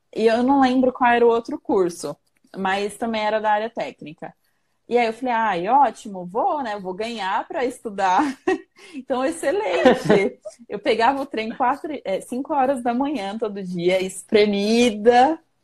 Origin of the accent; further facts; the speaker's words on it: São Paulo, Brazil; moved away as an adult; now in Santana de Parnaíba, Brazil; Eu sou do extremo leste de São Paulo. Eu sou do Itaim Paulista